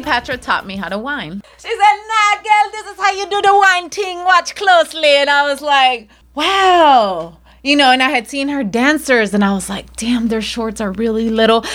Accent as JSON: {"language": "English", "town": "Chicago", "region": "Illinois", "country": "United States", "tie": "born or raised there", "said": "I was the eighth child, the only one born and raised in the United States, uh, Chicago, Illinois"}